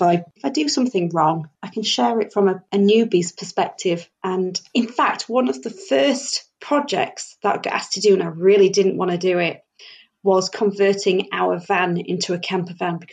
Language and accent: English; Doncaster, Yorkshire and the Humber, United Kingdom; moved away as an adult; now in Coventry, United Kingdom; I'm originally from Doncaster. We moved here for a job